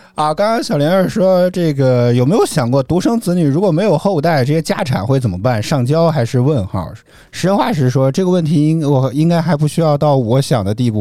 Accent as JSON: {"language": "Chinese", "region": "Henan", "country": "China", "said": "我是河南人啊"}